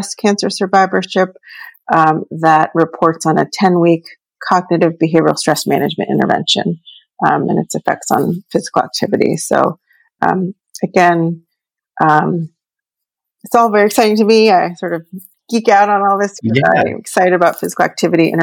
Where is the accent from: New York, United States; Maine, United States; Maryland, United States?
Maryland, United States; Baltimore; moved away; I'm from Baltimore originally, grew up born and raised in Baltimore.